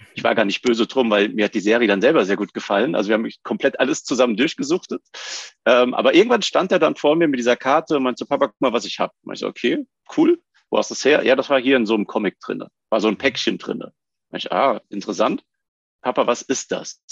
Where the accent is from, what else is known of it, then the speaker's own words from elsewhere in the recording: Rüsselsheim, Hesse, Germany; also born or lived in Bischofsheim; ursprünglich komme ich aus dem schönen Bischem, wie man sagt, aus Bischofsheim bei Rüsselsheim. Ähm, und aufgewachsen bin ich in Rüsselsheim